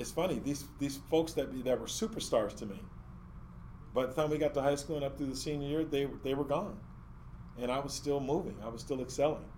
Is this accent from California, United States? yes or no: yes; California, United States; also born or lived in Chicago, Illinois; I was born in Chicago, Illinois, I, I don't know anything about Chicago because we came to California right away